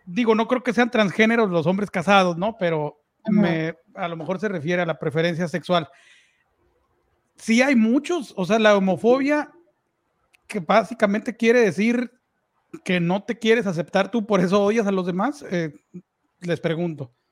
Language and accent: Spanish; Mexico; los tres somos mexicanos